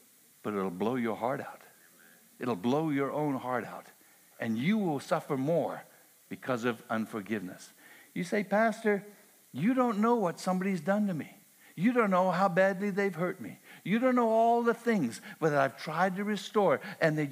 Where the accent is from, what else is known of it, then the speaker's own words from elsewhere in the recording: Canada; I'm Canadian